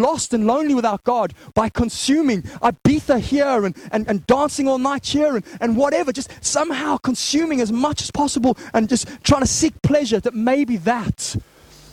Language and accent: English; Zimbabwe; growing up in Zimbabwe